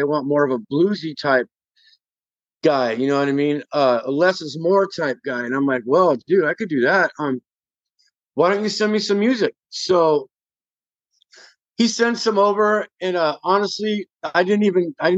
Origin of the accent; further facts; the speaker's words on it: Bay Area, California, United States; We're all from the Bay Area